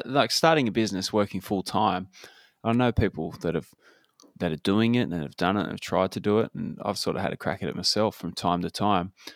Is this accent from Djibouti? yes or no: no; Claremont, Australia; moved away; growing up in Claremont